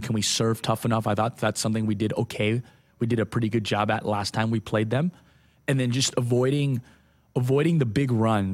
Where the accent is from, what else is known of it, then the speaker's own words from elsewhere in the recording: Hawaii, United States; moved away; I grew up, I grew up in Hawaii